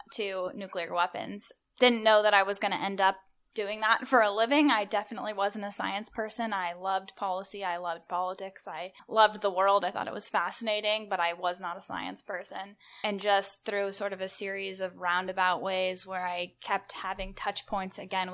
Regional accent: Richland, Washington, United States; moved away; I'm from Richland, Washington, so my hometown is home of the Hanford site of the Manhattan Project

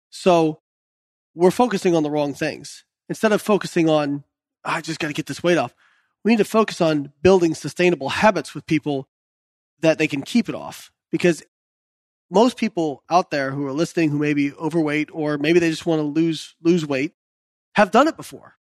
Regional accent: Indiana, United States; I was the kid growing up in Indiana

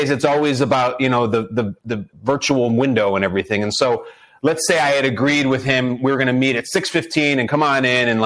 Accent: Chicago, Illinois, United States; I was born and raised in Chicago

